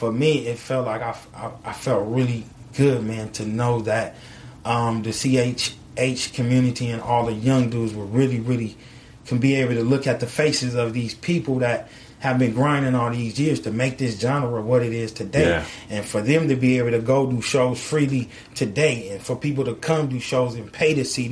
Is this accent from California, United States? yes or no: yes; California, United States; I'm from California